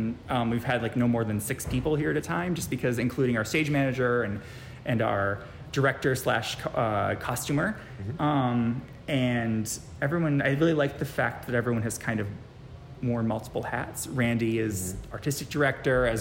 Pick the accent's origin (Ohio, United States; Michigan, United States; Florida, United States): Michigan, United States; Kalamazoo; also born or lived in Portage, Michigan; I'm from Portage, grew up in Kalamazoo